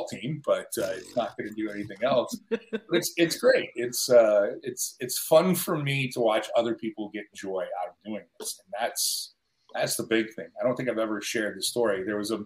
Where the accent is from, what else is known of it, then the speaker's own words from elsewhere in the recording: Buffalo, New York, United States; moved away; I grew up in Buffalo